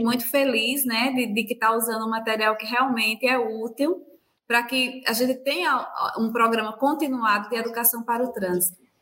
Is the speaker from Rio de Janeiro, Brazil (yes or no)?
no; Alagoas, Brazil; eu sou de Alagoas, sou chefe de educação do Detran de Alagoas